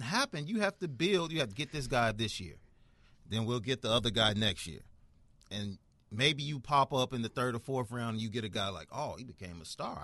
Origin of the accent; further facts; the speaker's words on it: Chicago, Illinois, United States; I'm a Chicagoan